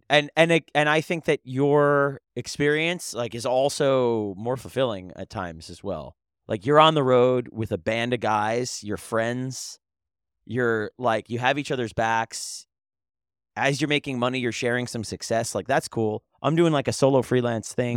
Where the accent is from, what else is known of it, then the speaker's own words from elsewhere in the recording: New York, United States; also born or lived in Philadelphia / Delaware; as a New Yorker